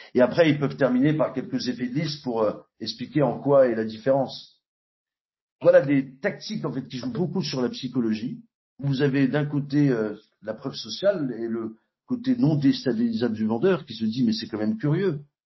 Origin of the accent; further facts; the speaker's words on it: Nouvelle-Aquitaine, France; ma région d'origine en Aquitaine